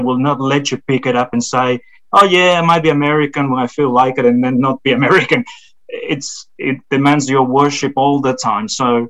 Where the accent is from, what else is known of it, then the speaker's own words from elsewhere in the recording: Australia; if I can speak as an Australian